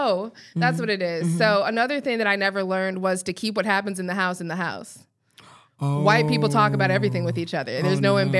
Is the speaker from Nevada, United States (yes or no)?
no; Colorado, United States; Clearly there are, because I'm from there.